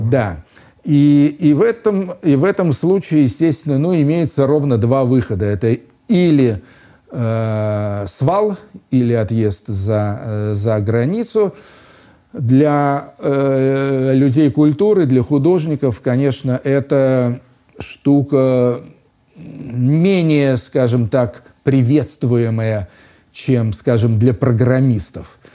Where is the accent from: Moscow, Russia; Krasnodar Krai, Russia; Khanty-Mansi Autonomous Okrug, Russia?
Moscow, Russia; moved away as an adult; also born or lived in London; возвращаться в родной город Москву